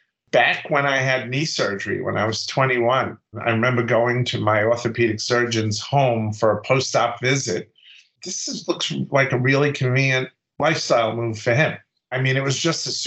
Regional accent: New York City, New York, United States; also born or lived in White Plains, New York; my first practice was in Brooklyn, where I grew up

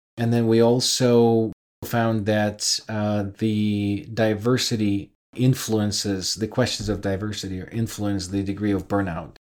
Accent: Ukraine; moved away; I'm originally from Ukraine

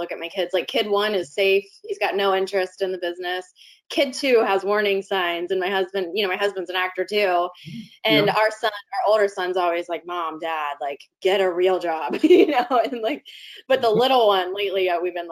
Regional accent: Northern Kentucky, United States; moved away; also born or lived in Cincinnati, Ohio; I was born in Cincinnati, but lived in Northern Kentucky from age 3 until I moved. And then that's where I went to college too, was in Northern Kentucky.

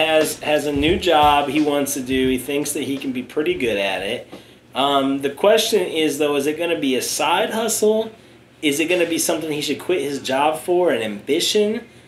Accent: Lincoln, Nebraska, United States; I'm from Lincoln.

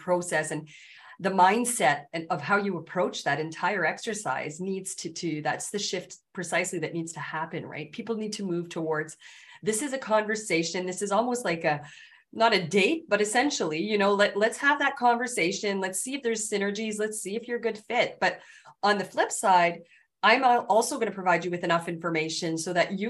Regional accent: Canada; I'm Canadian

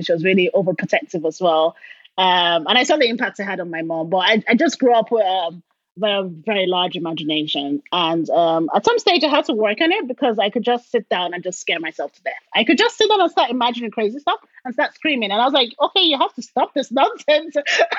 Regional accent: Port Harcourt, Rivers State, Nigeria; Down south, called River State. The city is called Port Harcourt, and that's where all the oil companies were all based.

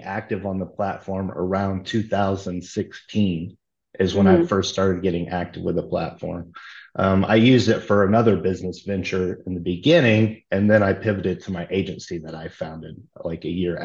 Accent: near Logansport, Indiana, United States; moved away as an adult; also born or lived in Fort Wayne, Indiana; now in Austin, United States; I'm actually from a real small rural community. I mean, it's near Logansport, Indiana, and there was only like 50 people

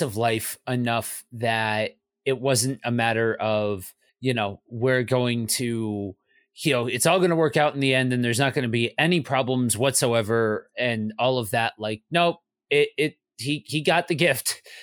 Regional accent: Northeast, United States; moved away; also born or lived in Midwest; I'm from the Northeast, so we are a bit of a snow globe

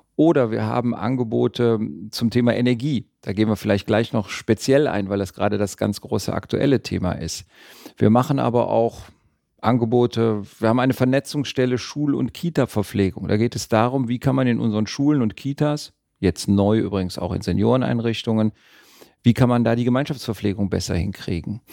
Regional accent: Düsseldorf, North Rhine-Westphalia, Germany; also born or lived in Cologne / Tübingen; bin in Düsseldorf geboren und lebe auch in Düsseldorf.

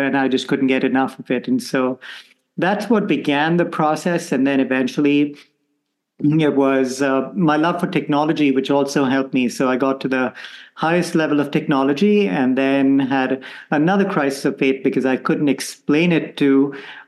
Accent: Bangalore, Karnataka, India; moved away as an adult; also born or lived in Goa; now in Rome, Italy; So I grew up in India, and even though my family originally comes from the Portuguese colony of Goa, we are settled in a place called Bangalore

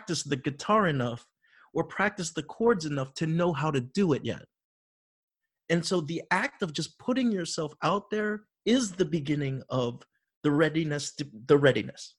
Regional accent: Florida, United States; growing up in Florida

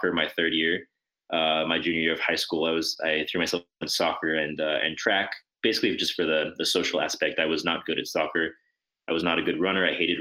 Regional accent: New Mexico, United States; moved away as an adult; now in Montreal, Canada; I'm originally from New Mexico

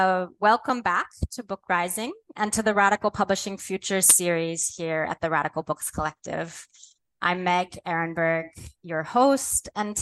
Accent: United States; moved away; as an American currently living in the Middle East, even somewhat more removed than you are, and maybe perhaps even more so as an American with Jewish heritage.

